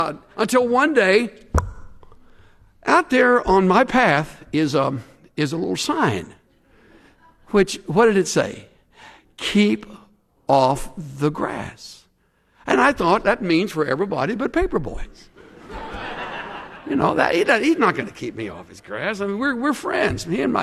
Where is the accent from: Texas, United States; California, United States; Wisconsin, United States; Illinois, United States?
Texas, United States; Houston; when I was growing up in Houston